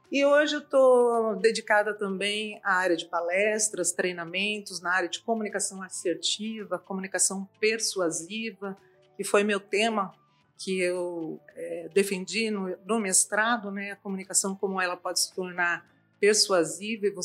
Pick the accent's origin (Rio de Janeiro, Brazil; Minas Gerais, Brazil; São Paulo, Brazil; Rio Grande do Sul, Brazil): São Paulo, Brazil; Campinas; tenho uma vida ligada à agência de publicidade e propaganda, eu vim de Campinas para cá, e também na área acadêmica.